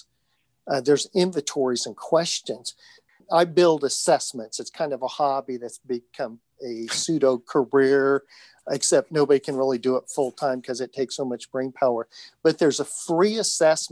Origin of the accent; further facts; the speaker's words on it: Indiana, United States; I'm from Indiana.